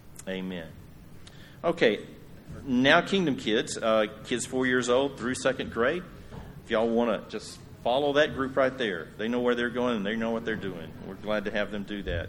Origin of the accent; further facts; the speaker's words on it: Yoakum, Texas, United States; my hometown of Yoakum